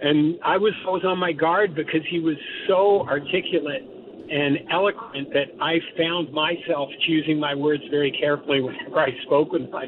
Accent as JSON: {"language": "English", "town": "Toronto", "region": "Ontario", "country": "Canada", "tie": "born or raised there", "said": "as a guy growing up in Toronto"}